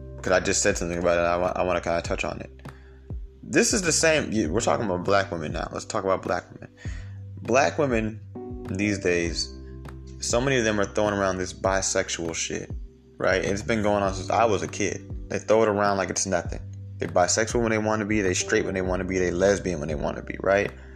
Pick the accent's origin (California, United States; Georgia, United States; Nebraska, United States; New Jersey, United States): Georgia, United States; I'm from Georgia, you know what I'm saying? Like that's we have mostly Mexicans here